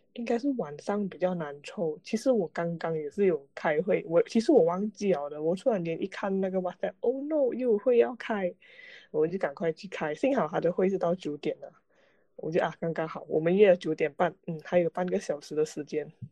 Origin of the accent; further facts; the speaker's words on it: Malaysia; 马在来西亚人嗯。是多元，多元文化，讲讲，就是我们从小就在一种，多呃元种多元族种族的一个环境下成长啊